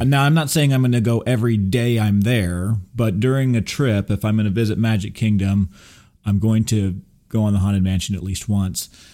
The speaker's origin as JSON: {"language": "English", "region": "Texas", "country": "United States", "tie": "born or raised there", "also_born_or_lived": "Burbank, California / Big Bear, California", "said": "I'm a native Californian. even though I grew up here in Texas, but I, I was born in Burbank"}